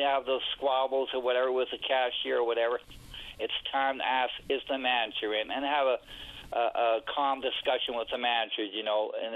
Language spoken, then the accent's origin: English; Calgary, Alberta, Canada; moved away; I'm from Calgary